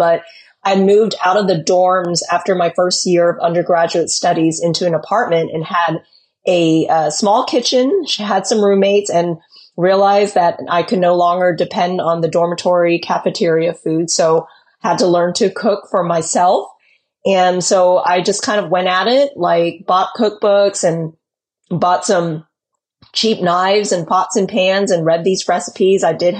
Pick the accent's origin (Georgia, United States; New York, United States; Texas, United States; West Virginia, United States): Texas, United States; also born or lived in California; I was born in California, but mostly grew up in Texas, I would say. So I consider myself a Texas gal at heart.